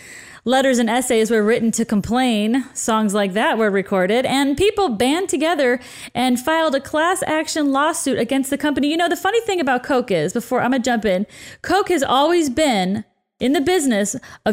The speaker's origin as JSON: {"language": "English", "region": "Midwest", "country": "United States", "said": "I'm from the Midwest where all we have is Pepsi."}